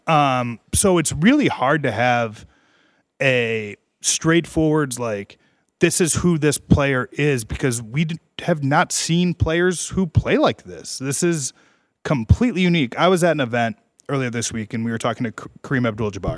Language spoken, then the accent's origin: English; Chicago, Illinois, United States; I'm from Chicago.